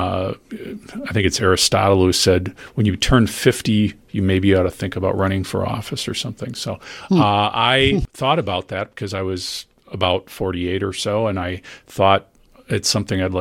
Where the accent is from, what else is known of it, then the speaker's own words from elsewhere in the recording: Wauwatosa, Wisconsin, United States; I grew up in Wauwatosa